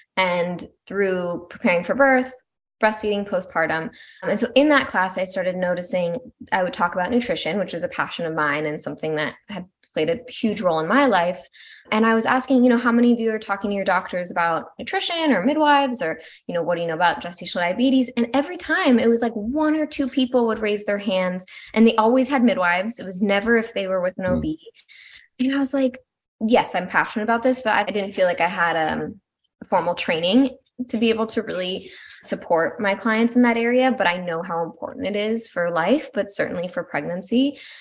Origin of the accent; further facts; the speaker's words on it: Malibu, California, United States; moved away as an adult; now in Asheville, United States; originally, I'm from Malibu, California. And now I'm living in North Carolina, right outside of Asheville.